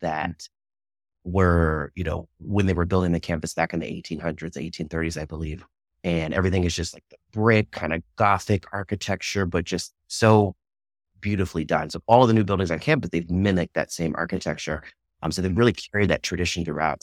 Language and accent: English; Lancaster County, Virginia, United States; also born or lived in Richmond, Virginia / Washington, D.C.; in two thousand one, we moved out to, uh, a little county called Lancaster County. I like to call it in the middle of nowhere because it, it pretty much was. and I spent my middle school and high school years there